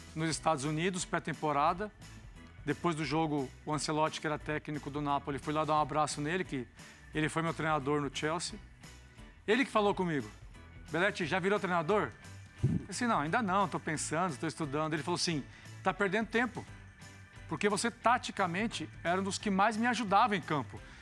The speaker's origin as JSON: {"language": "Portuguese", "town": "Cascavel", "region": "Paraná", "country": "Brazil", "moved": "yes", "said": "sou lá de Cascavel, interior do Paraná"}